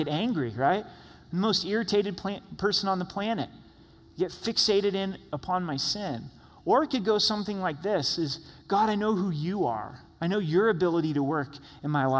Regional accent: Southern Oregon, United States; The house that I grew up in Southern Oregon was a half acre.

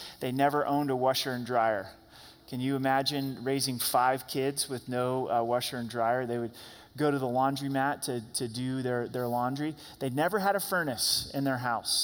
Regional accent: Southern Oregon, United States; Growing up in Southern Oregon, logging was a big part of the community

